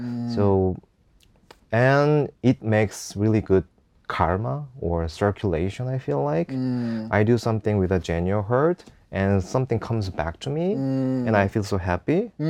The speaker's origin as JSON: {"language": "English", "region": "Seoul", "country": "South Korea", "second_language": "English", "said": "I came from Seoul, and I love my country"}